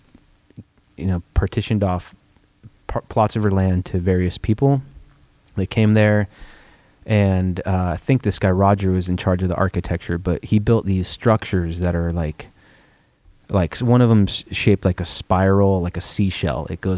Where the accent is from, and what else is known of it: Mill Valley / Fairfax, California, United States; born or raised there